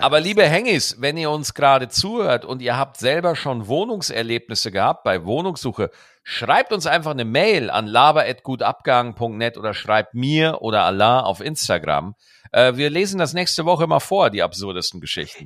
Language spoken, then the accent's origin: German; Lower Bavaria, Germany; now in Cologne, Germany; Ich war in meiner Heimat, in Niederbayern war ich